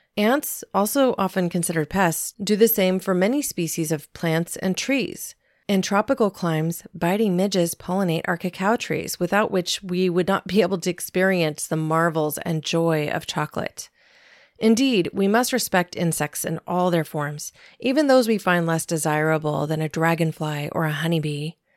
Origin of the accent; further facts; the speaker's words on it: Southern Oregon, United States; There were many family farms where I grew up in Southern Oregon